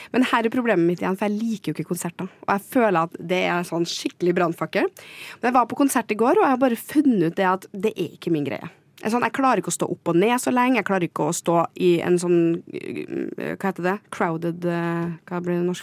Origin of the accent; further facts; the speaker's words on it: Trondheim, Trøndelag, Norway; moved away as an adult; now in Oslo, Norway; Jeg kom da til Trondheim, der jeg er fra